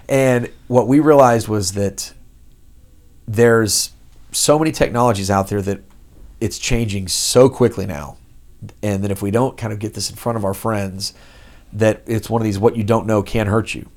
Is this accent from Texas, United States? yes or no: yes; Dallas, Texas, United States; also born or lived in Los Angeles; now in Houston, United States; I'm from Dallas